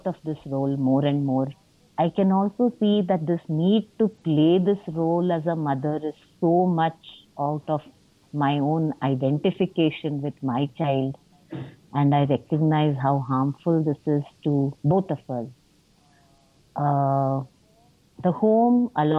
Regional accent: Mumbai, Maharashtra, India; moved away; I grew up in Bombay, now Mumbai

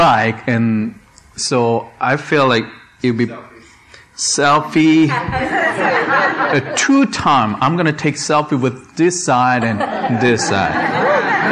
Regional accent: South Korea; moved away; I was born and raised in South Korea

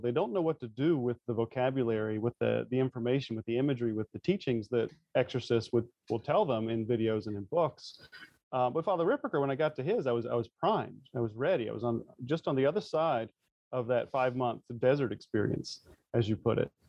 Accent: North Carolina, United States; growing up in the South in the um, North Carolina, it's very much the Bible Belt.

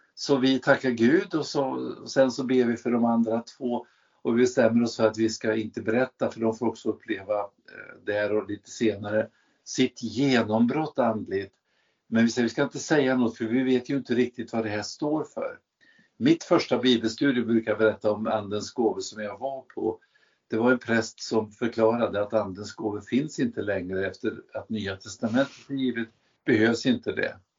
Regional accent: Värmland, Sweden; jag kommer ifrån Värmland

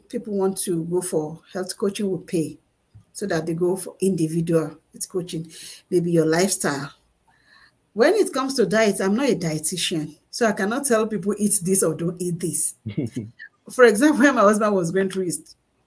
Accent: Nigeria; moved away; I'm a Nigerian

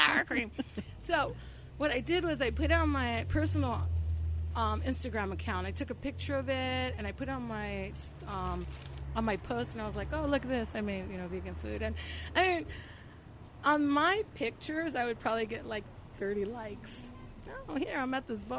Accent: Los Angeles, California, United States; I grew up in this barrio in L.A., next to East L.A., called Boyle Heights

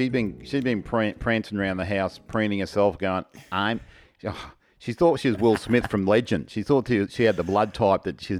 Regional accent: Australia; accent: Australian; She said that her son was struggling to understand me at times due to my heavy Australian accent.

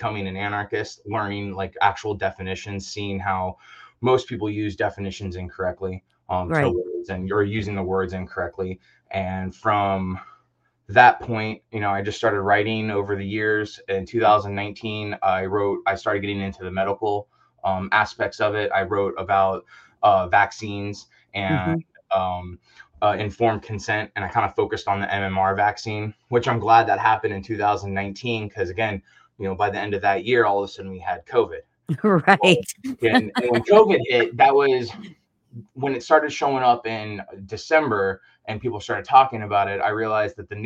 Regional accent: Orlando, Florida, United States; moved away as an adult; Early on, I grew up in Orlando, spent a lot of time there

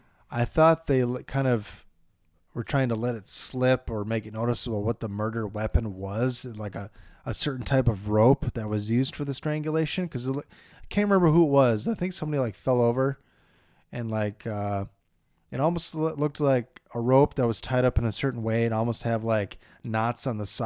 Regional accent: Minnesota, United States; We're from Minnesota.

